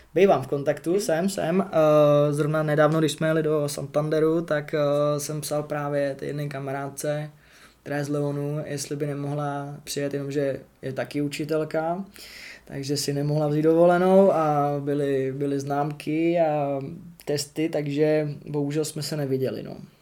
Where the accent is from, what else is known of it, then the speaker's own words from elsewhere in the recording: Czechia; first language Czech; moved away as an adult; now in England; jsem Čech